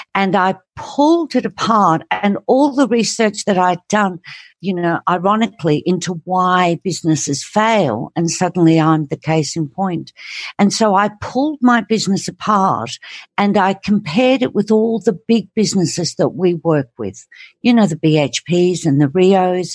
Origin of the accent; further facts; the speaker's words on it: England, United Kingdom; I grew up in England